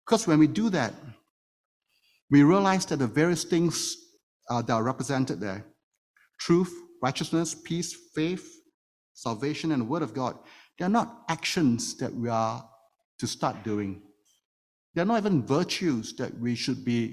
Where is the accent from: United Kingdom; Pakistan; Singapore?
Singapore; now in Toronto, Canada; one of the privileges of being a Singaporean, which I am, is that I get to serve 2.5 years in the military service